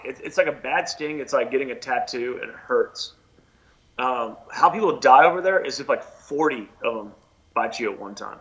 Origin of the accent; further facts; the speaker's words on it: Houston, Texas, United States; moved away as an adult; also born or lived in Los Angeles / New York; growing up in Houston, there was a lot of there was you know I went to Stratford High School in Houston